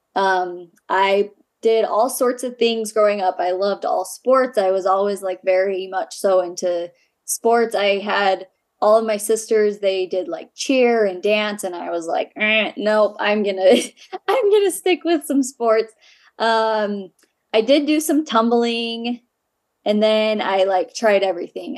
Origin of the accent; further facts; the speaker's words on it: Ogden, Utah, United States; I grew up in Ogden, Utah.